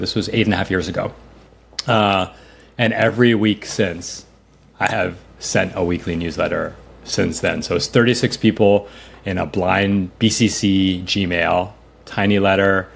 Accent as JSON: {"language": "English", "town": "New York City", "region": "New York", "country": "United States", "tie": "born or raised there", "said": "I grew up in New York City."}